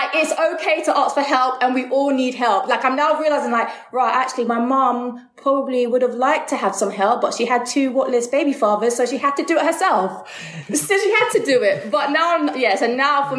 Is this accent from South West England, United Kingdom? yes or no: no; London, United Kingdom; I always say I grew up in Ealing because whenever I say Greenford, people don't know Greenford, but it is in Ealing, the borough of Ealing